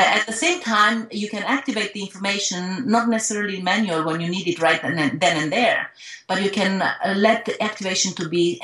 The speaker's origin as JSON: {"language": "English", "country": "Romania"}